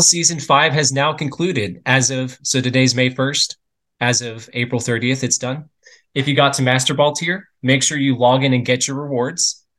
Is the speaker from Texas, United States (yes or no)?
yes; Texas, United States; I was born and raised in Texas.